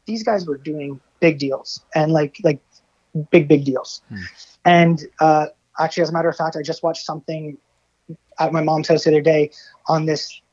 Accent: Essex, Ontario, Canada; also born or lived in Los Angeles, United States / Orlando, United States; now in Windsor, Canada; I'm from Essex.

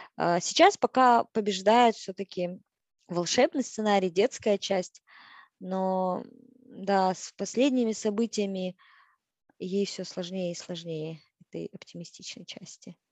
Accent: Kazakhstan; moved away as an adult; я казашка, я навсегда буду казашкой традиционной, той самой девочкой из деревни, той самой, да, казашкой, которая выросла вот именно в такой казахской семье

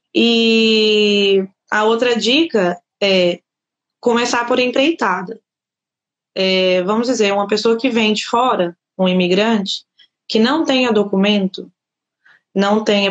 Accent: Governador Valadares, Minas Gerais, Brazil; moved away as an adult; now in Portugal; eu sou de Minas Gerais, Governador Valadares. Eu formei lá no Brasil

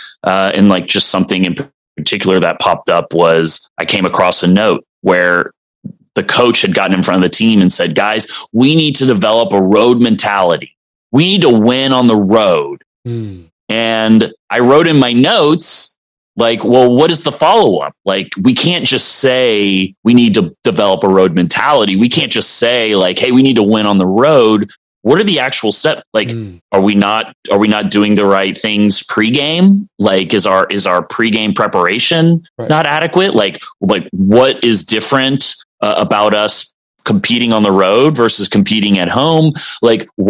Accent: Dallas, Texas, United States; also born or lived in Colorado; I grew up in Dallas

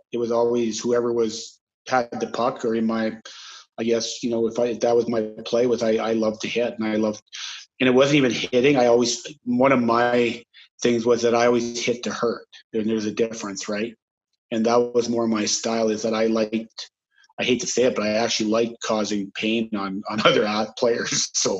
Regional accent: St. Louis, Saskatchewan, Canada; Started, there's not much to do in St. Louis, Saskatchewan, actually. It's a town of 500.

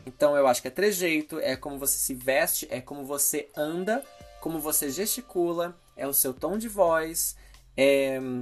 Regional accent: Brazil; moved away as an adult; now in United States; eu não estar tá mais no Brasil há alguns anos

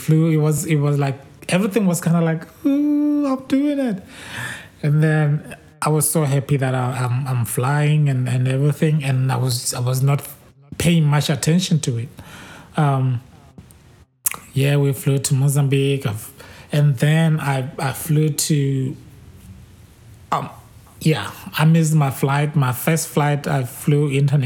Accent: Botswana; moved away as an adult; now in United States; I'm from Botswana and now I live in the US

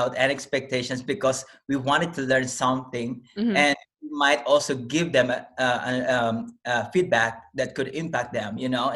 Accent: Manila, Metro Manila, Philippines; born or raised there; English is a second language; moved away as an adult; also born or lived in Quebec / Newfoundland; now in Calgary, Canada

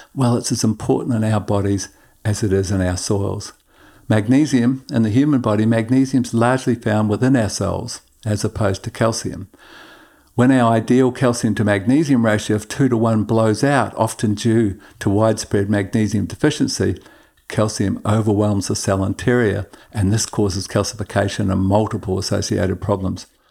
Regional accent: Queensland, Australia; In my home state of Queensland

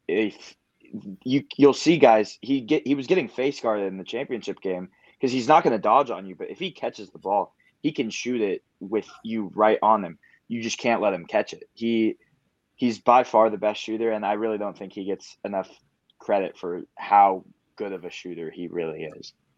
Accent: Oregon, United States; moved away as an adult; I grew up in Oregon. I went to the University of Oregon.

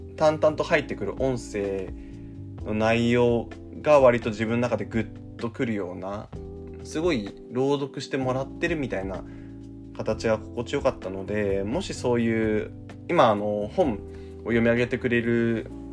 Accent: Shizuoka, Japan; 僕あの静岡出身なんですけど

